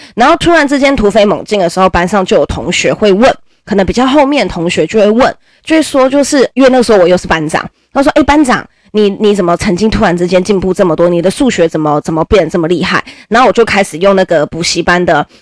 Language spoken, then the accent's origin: Chinese; Nantou County, Taiwan; 我还是个南投人哦，我还不是台北人哦，我是南投人